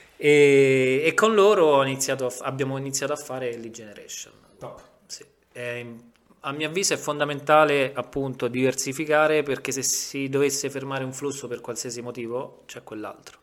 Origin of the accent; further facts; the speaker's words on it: Rome, Lazio, Italy; tranne me che sono romano